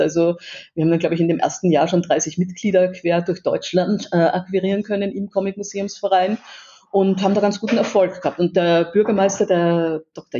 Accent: Vienna, Austria; now in Erlangen, Germany; ich als Wienerin

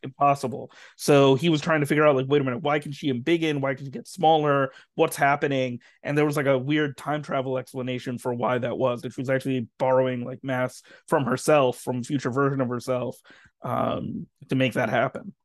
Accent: New Jersey, United States; grew up in New Jersey and, you know, is Muslim. I'm not Pakistani. My family's, uh, from Bangladesh

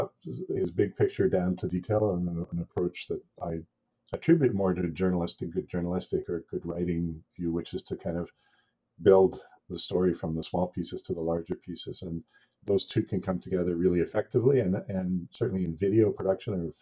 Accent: British Columbia, Canada; also born or lived in Ontario; born and raised in Canada, mostly in BC, but I lived in Ontario for a long time.

